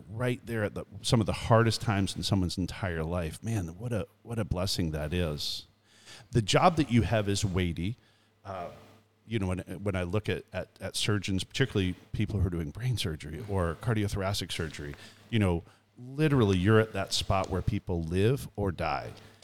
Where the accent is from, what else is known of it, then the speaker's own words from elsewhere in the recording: Canada; now in United States; I was born and raised in Canada